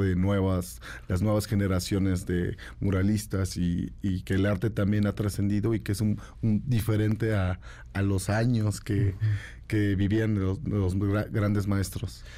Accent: San Cristóbal de las Casas, Chiapas, Mexico; also born or lived in San Pedro Chenalhó, Chiapas; Soy originario de San Pedro Chenaló, de los altos de, Chiapas. Eh, mis padres migraron eh, cuando éramos pequeños a San Cristóbal de las Casas

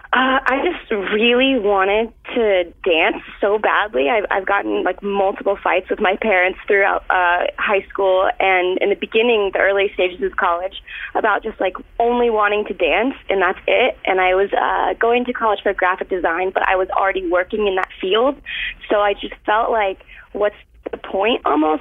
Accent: Florida, United States; moved away; I'm from Florida.

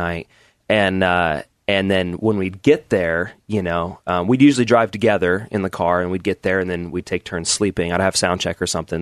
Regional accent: Southern Oregon, United States; grew up in Oregon

